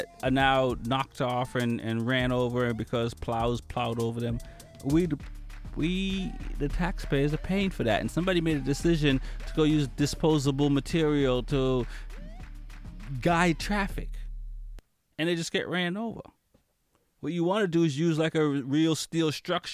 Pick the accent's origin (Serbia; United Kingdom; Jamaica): Jamaica; now in Boston, United States; as a Jamaican